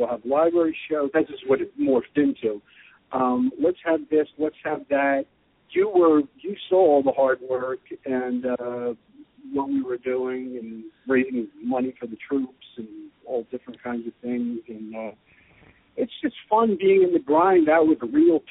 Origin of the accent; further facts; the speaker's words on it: New York, United States; moved away as an adult; now in Austin, United States; being in New York my whole life